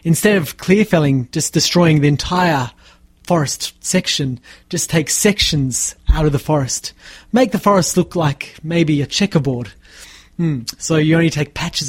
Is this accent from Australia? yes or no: yes; Tasmania, Australia; I worked in my hometown in Tasmania.